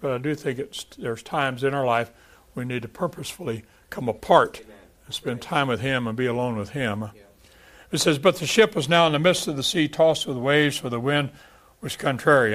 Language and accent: English; Texas, United States; moved away; I'm from Texas